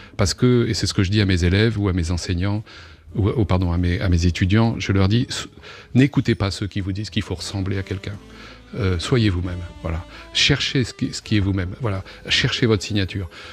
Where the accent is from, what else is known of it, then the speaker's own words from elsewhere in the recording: Normandy, France; dans ma terre natale, Boujou